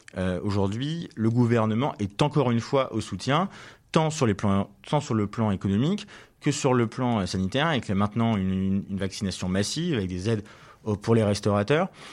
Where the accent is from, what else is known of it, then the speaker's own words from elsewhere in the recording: Levallois-Perret, Île-de-France, France; j'ai été élu l'année dernière conseiller municipal dans la ville où je suis né à Levallois, euh, où je vis aussi